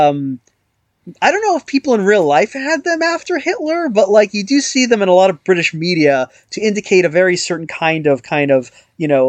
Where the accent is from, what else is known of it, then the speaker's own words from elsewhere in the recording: United States; being an American